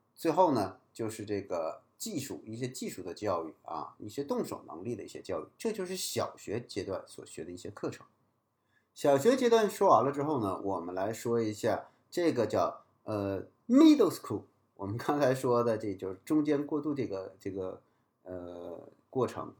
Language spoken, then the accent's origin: Chinese; China; 我们作为中国人把文言文也学好